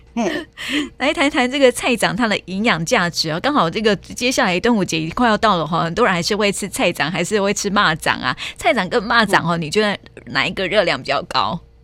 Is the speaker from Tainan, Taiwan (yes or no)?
yes; Tainan, Taiwan; 我们台南人的早餐